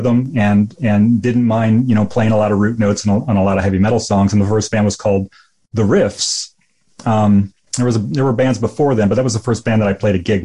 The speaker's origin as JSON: {"language": "English", "area": "3 hours from Chicago", "region": "Illinois", "country": "United States", "tie": "born or raised there", "also_born_or_lived": "Tempe, Arizona", "moved": "as an adult", "said": "I grew up 3 hours Chicago, went to Northern Illinois in DeKalb for a semester, came home, went to Black Hawk Junior College in my hometown for 2 years, and then finally escaped to Arizona State"}